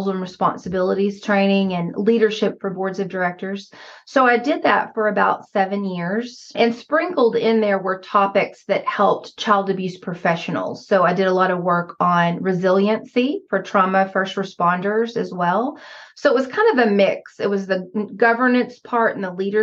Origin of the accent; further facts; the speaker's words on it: Arkansas, United States; accent: Southern; now in Missouri, United States; I am originally from Arkansas. I grew up in a Ouachita National Forest, and my father is still there on the 45 acres I grew up on